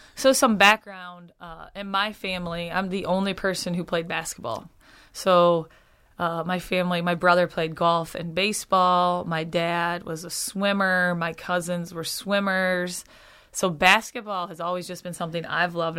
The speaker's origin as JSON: {"language": "English", "town": "Okemos", "region": "Michigan", "country": "United States", "tie": "born or raised there", "moved": "as an adult", "said": "born and raised, family here, um, a wonderful place to grow up"}